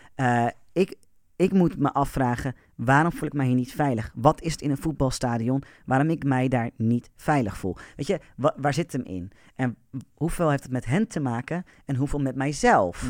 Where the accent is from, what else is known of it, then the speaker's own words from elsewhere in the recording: Amersfoort, Utrecht, Netherlands; Ik ben notabene geboren in Amersfoort.